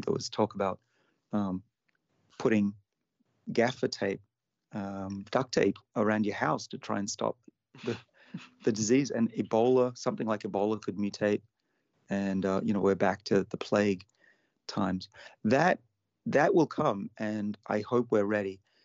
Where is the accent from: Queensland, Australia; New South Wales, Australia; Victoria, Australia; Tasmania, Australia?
New South Wales, Australia; Sydney; my hometown of Sydney